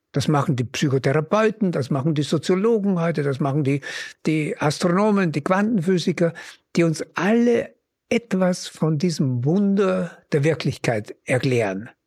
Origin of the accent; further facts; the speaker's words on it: Upper Mühlviertel, Upper Austria, Austria; dort wo ich groß geworden bin, im oberen Müllviertel